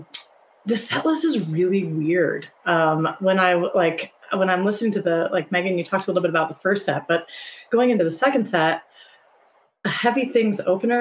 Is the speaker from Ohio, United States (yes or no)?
yes; Ohio, United States; I grew up in Ohio.